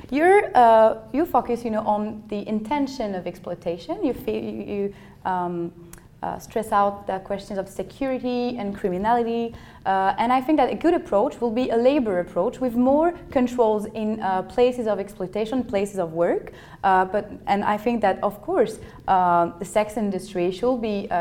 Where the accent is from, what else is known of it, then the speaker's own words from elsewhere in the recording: Paris, Île-de-France, France; I'm from Paris